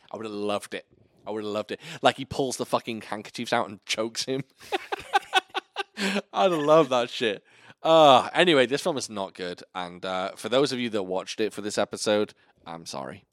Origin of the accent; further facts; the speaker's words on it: Wales, United Kingdom; moved away as an adult; now in Virginia, United States; I lived at home in sunny Wales